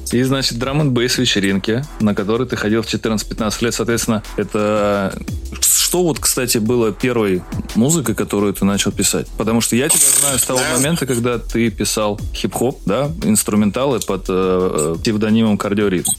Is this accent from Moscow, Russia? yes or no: yes; Moscow, Russia; я москвич.